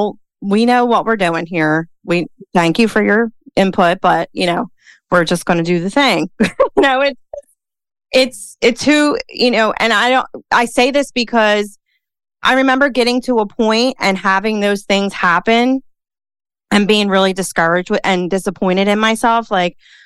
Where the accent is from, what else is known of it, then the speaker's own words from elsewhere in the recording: Philadelphia, Pennsylvania, United States; accent: Philly; Dana and I, we're both from Philly. I love our accent